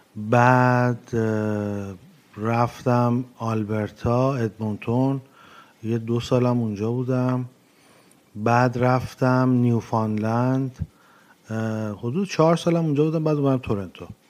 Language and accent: Persian; Iran; moved away as an adult; also born or lived in Montreal, Canada / Edmonton, Canada / Newfoundland, Canada; now in Toronto, Canada; من موقعی که از که از ایران اومدم بیرون سال 2011